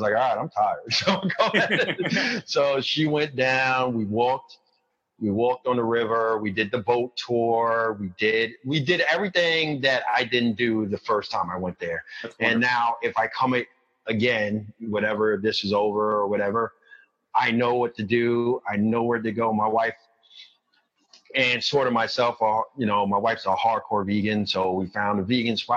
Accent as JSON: {"language": "English", "town": "New York City", "region": "New York", "country": "United States", "said": "I'm from Queens, but I'm from the kind of the outskirts of Queens where you kind of need a car"}